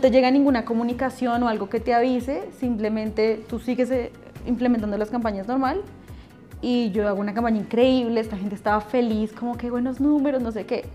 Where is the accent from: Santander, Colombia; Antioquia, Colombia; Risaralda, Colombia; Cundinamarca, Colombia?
Cundinamarca, Colombia; Funza; also born or lived in Bogotá; nací en Bogotá, pero viví en Funza como hasta los 22, 23 años.